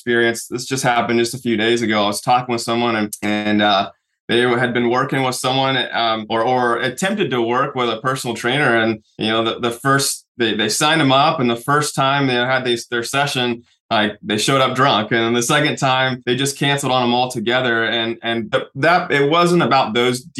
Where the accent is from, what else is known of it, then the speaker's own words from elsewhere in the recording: Oklahoma City, Oklahoma, United States; I grew up in Oklahoma City